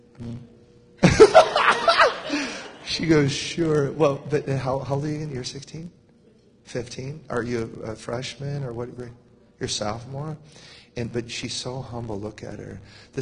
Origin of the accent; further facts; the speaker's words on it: United States; we're American